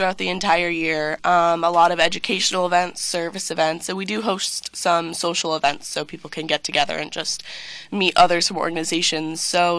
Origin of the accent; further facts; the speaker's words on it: Trumbull, Connecticut, United States; I'm from Trumbull, Connecticut.